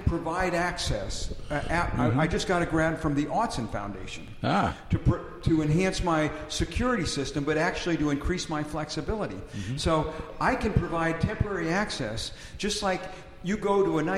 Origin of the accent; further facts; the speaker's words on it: Houston, Texas, United States; now in Portland, United States; Houston, which is my hometown